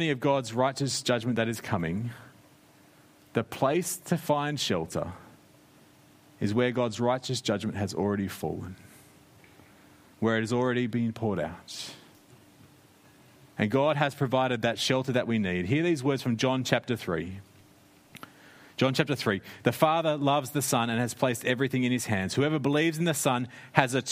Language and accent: English; Australia; moved away as an adult; now in New Zealand; I grew up in Australia.